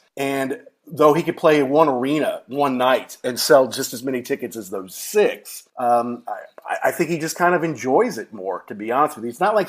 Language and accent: English; Louisville, Kentucky, United States; they eventually played Churchill Downs in Louisville, my hometown